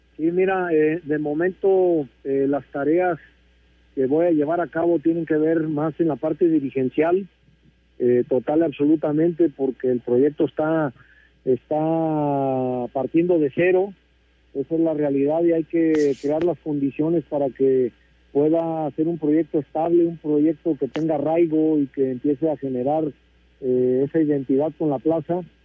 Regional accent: Colima, Mexico; born or raised there

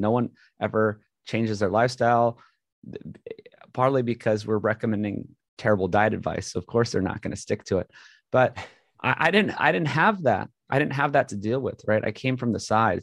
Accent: Hawaii, United States; moved away as an adult; grew up in Hawaii, went to a great school, uh, got into U C L A mechanical engineering

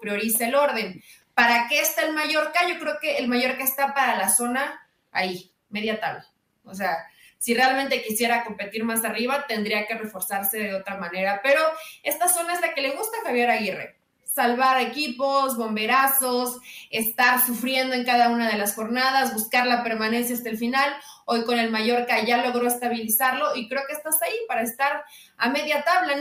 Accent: Mexico; como mexicanos de este lado

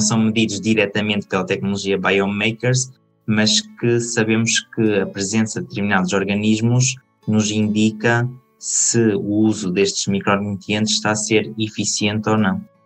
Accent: Aveiro, Aveiro District, Portugal; moved away as an adult; now in Spain; sou de Portugal, atualmente estou em Espanha

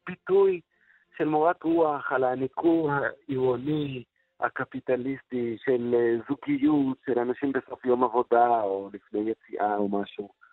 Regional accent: Jerusalem, Jerusalem District, Israel; בילדותי בירושלים

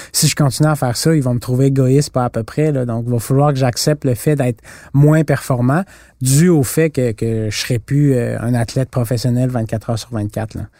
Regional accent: Canada; on vient du Canada

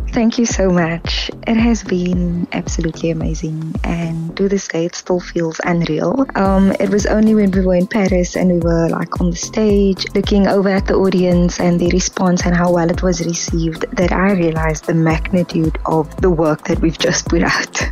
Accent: Kraaifontein, Western Cape, South Africa; So I grew up in Kraaifontein, where we have the pitch where cars would spin every Sunday.

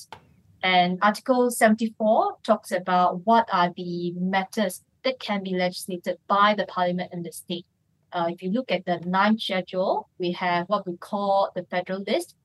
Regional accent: Johor, Malaysia; I'm from Johor

